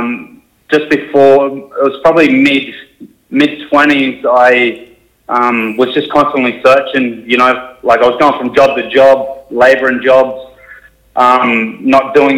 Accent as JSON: {"language": "English", "town": "Sydney", "region": "New South Wales", "country": "Australia", "tie": "born or raised there", "moved": "yes", "said": "I grew up southwest of Sydney in a place called Mount Pritchard. It's out near Liverpool"}